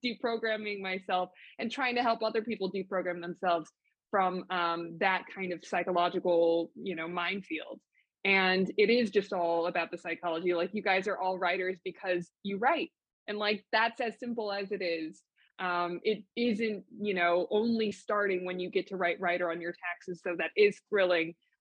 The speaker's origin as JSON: {"language": "English", "town": "Los Angeles", "region": "California", "country": "United States", "tie": "born or raised there", "said": "I was born and raised in Los Angeles"}